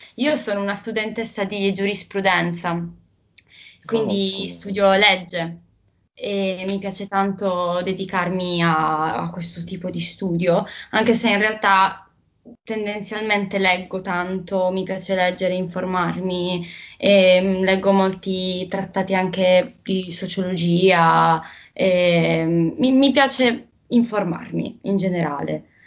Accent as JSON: {"language": "Italian", "town": "Bari", "region": "Apulia", "country": "Italy", "said": "io mm, sono una ragazza di Bari, che appunto è una città eh, bellissima che si trova nel sud Italia"}